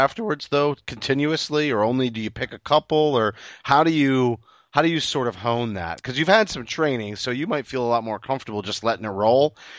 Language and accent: English; Maine, United States; When I tell people I'm from Maine, it's the same thing. They're like, "Yeah, you don't have an accent."